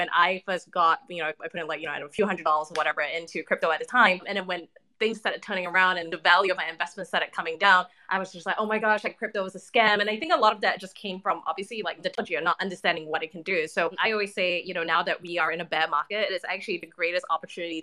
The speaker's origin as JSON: {"language": "English", "country": "Singapore", "tie": "born or raised there", "moved": "as an adult", "lives_now": "Los Angeles, United States", "said": "I'm from Singapore originally, so I'm Singapore born and raised. I now live in LA, but I only moved here about 18 months ago."}